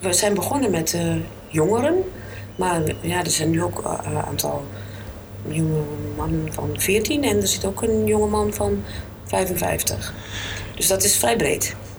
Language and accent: Dutch; Alkmaar, North Holland, Netherlands; born or raised there